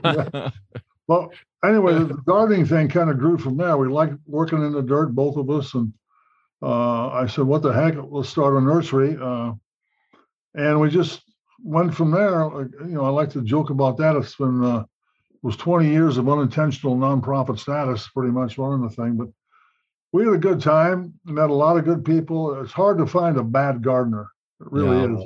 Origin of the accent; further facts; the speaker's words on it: Illinois, United States; now in Indiana, United States; where we grew up in Illinois, small town Illinois